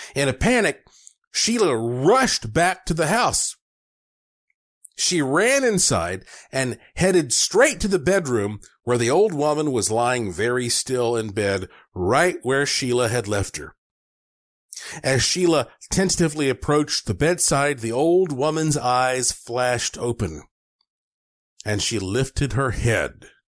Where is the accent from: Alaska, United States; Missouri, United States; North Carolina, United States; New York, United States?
North Carolina, United States; Asheville; my hometown of Asheville, North Carolina